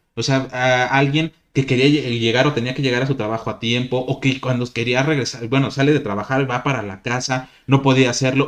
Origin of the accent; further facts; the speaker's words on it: Mexico; aquí en nuestro país